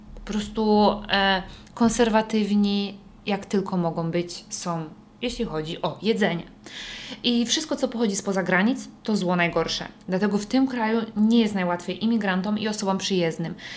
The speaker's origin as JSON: {"language": "Polish", "country": "Poland", "also_born_or_lived": "Bergen, Norway / northern Norway", "moved": "as an adult", "lives_now": "Norway"}